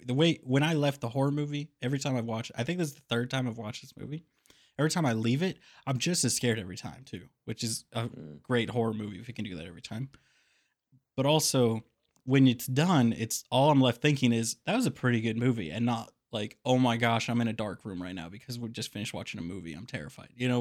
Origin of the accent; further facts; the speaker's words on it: Kansas City, United States; Growing up in Kansas City, there's lots of really good tattoo parlors